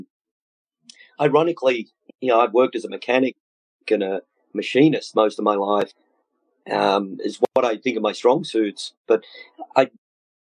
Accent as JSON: {"language": "English", "town": "Melbourne", "region": "Victoria", "country": "Australia", "tie": "born or raised there", "also_born_or_lived": "Midwest, United States", "moved": "as an adult", "lives_now": "United States", "said": "I'm a transplant from Australia. I was born and bred in Melbourne, Australia, and I moved here 31, I think, and ended up in the Midwest"}